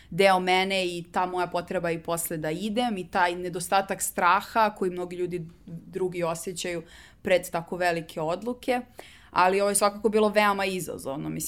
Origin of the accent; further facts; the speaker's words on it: Belgrade, Serbia; also born or lived in Iowa / Birmingham / Belgium; uh, ja sam iz Beograda